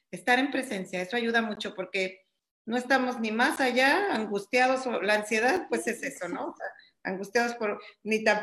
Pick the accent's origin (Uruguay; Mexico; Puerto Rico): Mexico; Mexico City; now in Cancún, Mexico; Yo ya estoy aquí en Cancún, estoy ahorita dando terapias vía Zoom eh, mi teléfono es el 55 75 eh, vengo de la Ciudad de México, pero bueno, ya estoy establecida aquí en Cancún